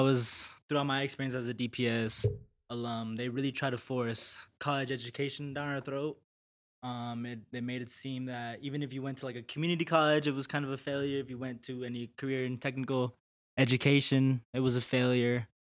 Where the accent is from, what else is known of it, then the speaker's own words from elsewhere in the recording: Denver, Colorado, United States; also born or lived in El Paso, Texas; I am originally from El Paso, Texas, but grew up in Denver